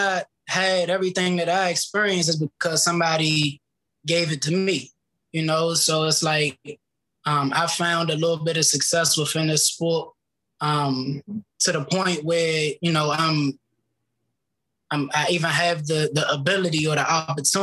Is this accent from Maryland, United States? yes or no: yes; Glenarden, Maryland, United States; I got Glenarden in my veins. I grew up in Glenarden